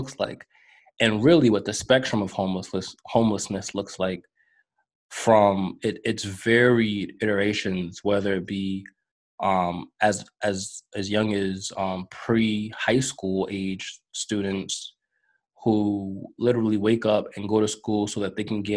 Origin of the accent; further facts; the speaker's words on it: New York, United States; I grew up in New York